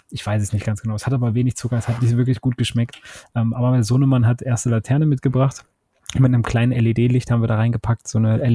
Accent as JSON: {"language": "German", "town": "Cologne", "region": "North Rhine-Westphalia", "country": "Germany", "said": "man, als Kölner lässt du das nicht an dir vorbeiziehen, den 11.11."}